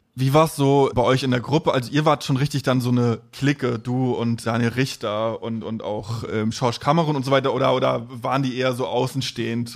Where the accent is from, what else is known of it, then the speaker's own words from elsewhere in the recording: East Germany, Germany; in der Nachwendezeit in einem Plattenbauviertel im, im Osten aufgewachsen